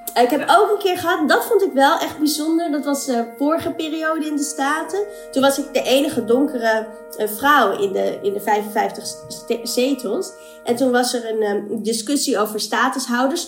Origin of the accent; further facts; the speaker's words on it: Amstelveen, North Holland, Netherlands; also born or lived in Colombo, Sri Lanka; now in Amsterdam, Netherlands; ik ben geboren in Sri Lanka, Colombo. En ehm, ik ben geadopteerd, dus ik ben opgegroeid in Amstelveen in Nederland.